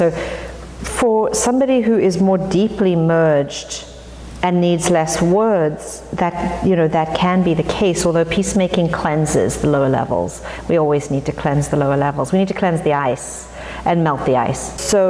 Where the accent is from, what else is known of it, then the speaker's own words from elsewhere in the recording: Johannesburg, Gauteng, South Africa; moved away as an adult; now in United States; I grew up in South Africa in the apartheid era